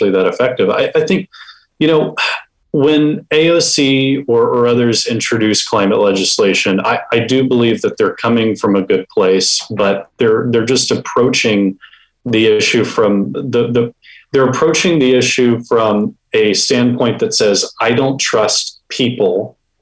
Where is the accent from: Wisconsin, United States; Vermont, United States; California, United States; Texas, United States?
Texas, United States; Houston; I was born and raised in Houston